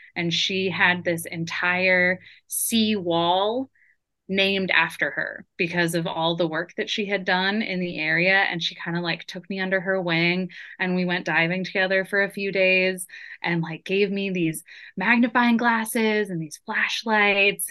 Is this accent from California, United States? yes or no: yes; San Diego, California, United States; now in Tacoma, United States; I grew up in San Diego